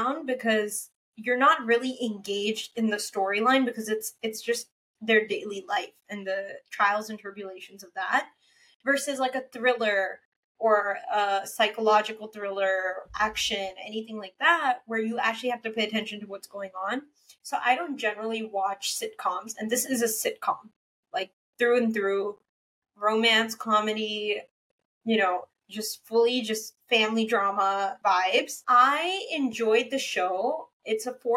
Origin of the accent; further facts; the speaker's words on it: Kuwait; moved away; I am from Kuwait originally. Like, my family is from Kuwait. My mom was born there